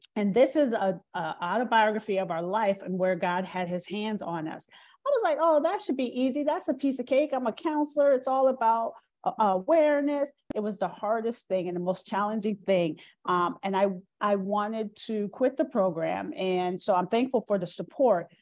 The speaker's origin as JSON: {"language": "English", "town": "Minneapolis", "region": "Minnesota", "country": "United States", "tie": "born or raised there", "also_born_or_lived": "Pittsburgh / Maryland Eastern Shore", "moved": "yes", "said": "And I grew up in Minneapolis, Minnesota."}